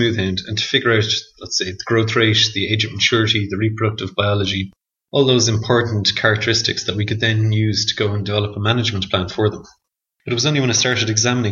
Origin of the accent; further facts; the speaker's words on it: Dublin, Leinster, Ireland; I'm originally from Dublin